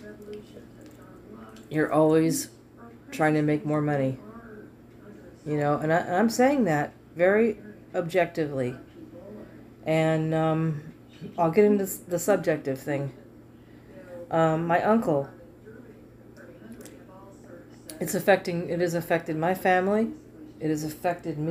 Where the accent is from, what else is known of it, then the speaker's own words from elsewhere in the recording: United States; I'm American